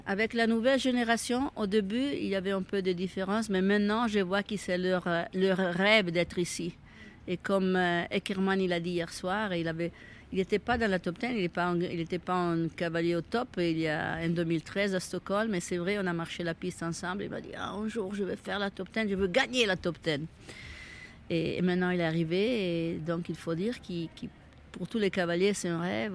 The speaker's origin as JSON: {"language": "French", "country": "Italy", "second_language": "French", "moved": "as an adult", "lives_now": "Switzerland", "said": "je suis italienne mais j'habite en Suisse depuis 40 ans"}